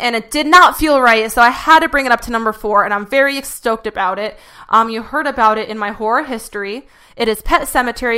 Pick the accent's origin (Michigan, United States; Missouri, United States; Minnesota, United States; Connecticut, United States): Connecticut, United States; East Coast, New York; I grew up on the East Coast, you know, like New York, Connecticut.